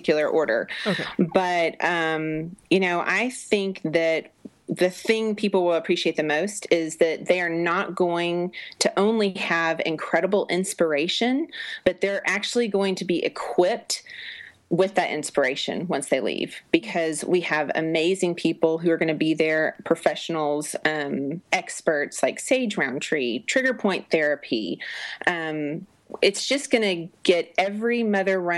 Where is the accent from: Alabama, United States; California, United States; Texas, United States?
Texas, United States; accent: Texas twang; I'm a Southerner. I was raised in Texas